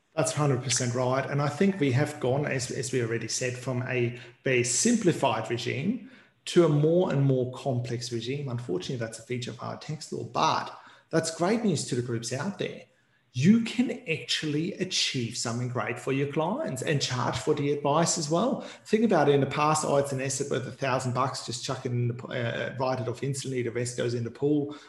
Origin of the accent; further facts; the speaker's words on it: Queensland, Australia; I, don't want to boast being a Queenslander again